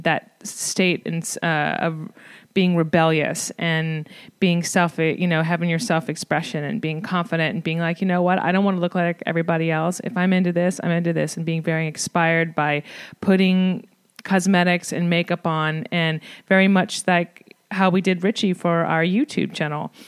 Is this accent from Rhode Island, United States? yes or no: no; New Orleans, Louisiana, United States; I'm from New Orleans, so there, of course, I saw it in nightlife there and, you know, the beautiful drag queens growing up